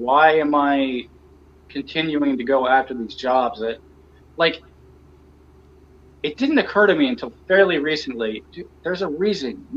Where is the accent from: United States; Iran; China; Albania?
United States; Pittsburgh, Pennsylvania; moved away; I am kind of proud about being from Pittsburgh. I like telling people I'm from Pittsburgh.